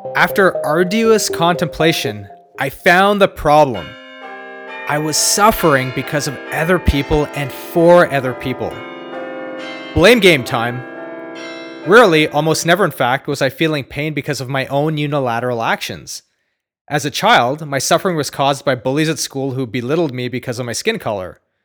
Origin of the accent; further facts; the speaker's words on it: Ottawa, Ontario, Canada; I grew up next to a cow pasture in Ottawa